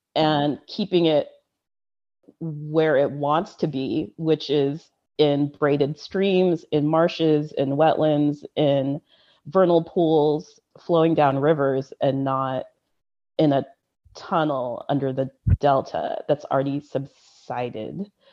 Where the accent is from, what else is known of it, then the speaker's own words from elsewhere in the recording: Central Valley, California, United States; I grew up in the Central Valley